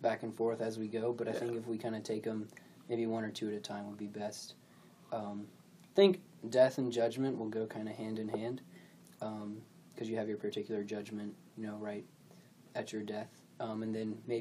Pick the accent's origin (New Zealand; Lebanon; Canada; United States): United States; Peachtree City, Georgia; I'm from Petrie City, Georgia.